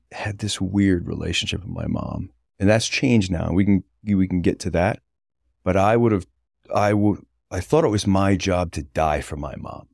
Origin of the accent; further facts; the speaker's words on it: North Kingstown, Rhode Island, United States; also born or lived in Westerly, Rhode Island; I was born in Wesley, Rhode Island, quickly moved to, uh, North Kingstown, Rhode Island